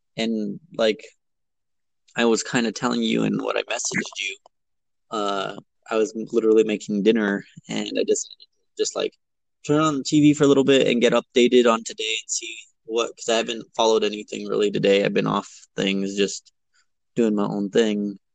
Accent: Las Vegas, New Mexico, United States; I am from Las Vegas, which is a smaller town, um, and we Las Vegas resides in San Miguel County

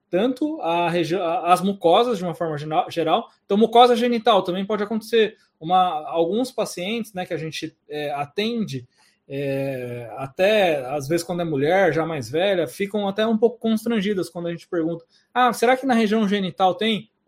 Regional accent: Suzano, São Paulo, Brazil; Suzano é minha cidade natal, Suzano é onde eu sou funcionário afastado e vamos ter curso sim.

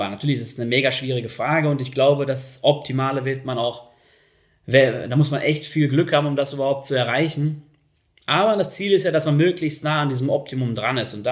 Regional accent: Germany; now in Switzerland; muss ich als Einwanderer hier in der Schweiz haben, um meinen Lebensstandard weiterhin halten zu können. Ich bin ja 2016 von Deutschland hier in die Schweiz gezogen

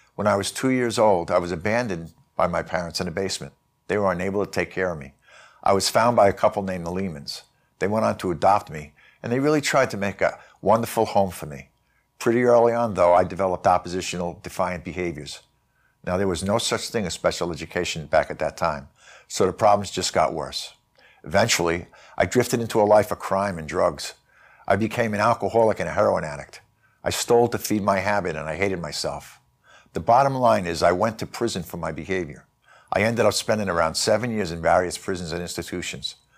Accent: New York City, New York, United States; I grew up in New York City.

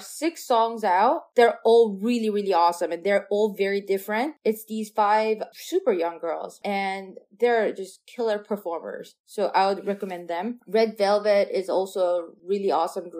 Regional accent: South Korea; English is a second language; now in United States; being a Korean composer in America

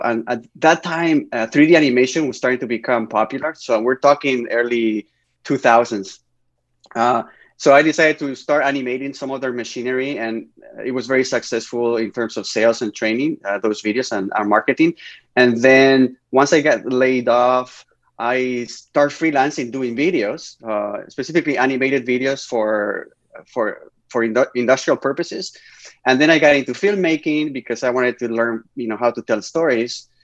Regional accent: Spain; English is a second language; moved away as an adult; now in Canada; growing up in Spain

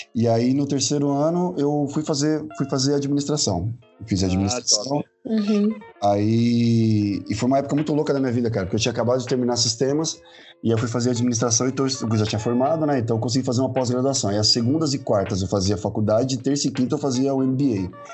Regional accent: São Paulo, Brazil; nasci em favela em São Paulo

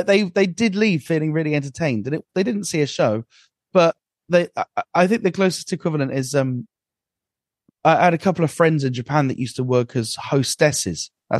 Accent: Aberdeen, Scotland, United Kingdom; Well, originally Aberdeen, but actually I'm... that doesn't work.

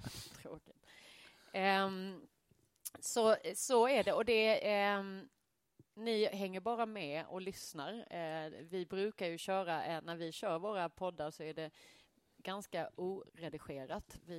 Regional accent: Skåne, Sweden; also born or lived in Malmö; men vi skånare.

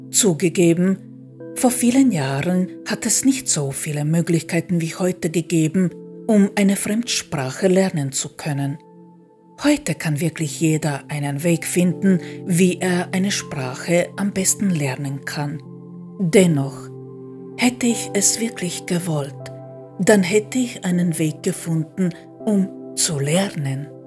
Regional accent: Croatia; first language hr; German is a second language; now in Austria; Mit Kroatisch hatte ich gar keine Probleme. Natürlich nicht. Das ist meine Muttersprache. Und mit Deutsch auch nicht, da ich als kleines Kind in Österreich gelebt habe.

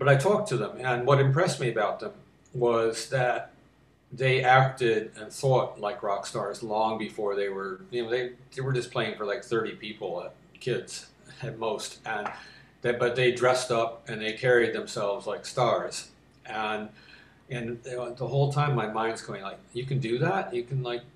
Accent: Detroit, Michigan, United States; born or raised there

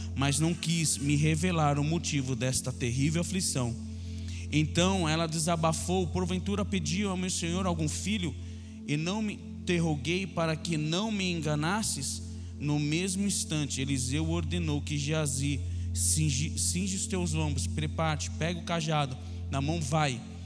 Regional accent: São Paulo, Brazil; Nós somos lá de Itaquera

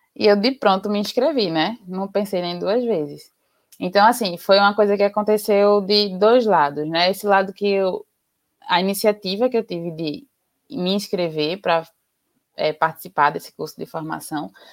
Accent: Recife, Pernambuco, Brazil; now in Jaboatão dos Guararapes, Brazil; eu sou daqui de Pernambuco, é, sou recifense, mas moro em Jaboatão dos Guararapes

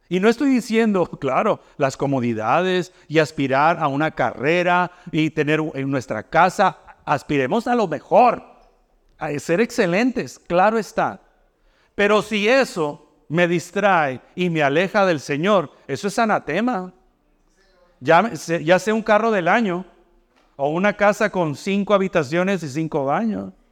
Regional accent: Mexico; now in United States; Yo vengo de México, donde allá no existe eso del comedor escolar.

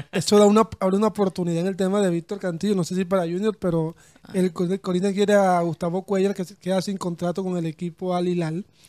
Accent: Colombia; nosotros que somos los colombianos despreciados

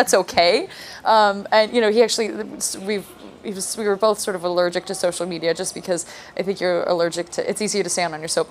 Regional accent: New York, United States; I also like mumble and talk like I'm from Burbank, California, which... Everyone knows I'm from New York.

